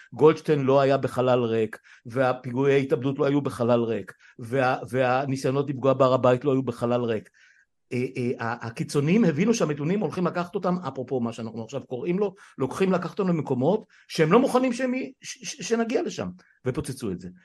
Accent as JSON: {"language": "Hebrew", "country": "Israel", "tie": "born or raised there", "said": "צמחנו וגדלנו פה עוד משחר ילדותי עוד לפני מלחמת ששת הימים"}